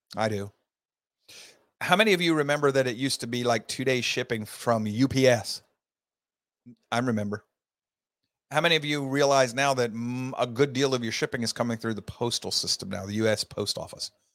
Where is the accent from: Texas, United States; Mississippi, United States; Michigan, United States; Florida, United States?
Florida, United States; my home state of Florida